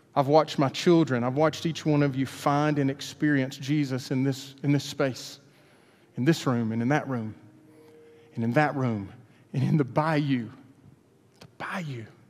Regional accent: Hueytown, Alabama, United States; We grew up in Hueytown

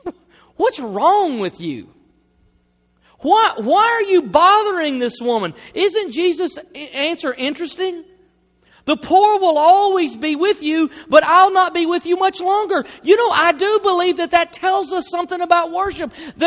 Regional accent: the South, United States; I mean, look, I grew up in the South. I'm a Christian.

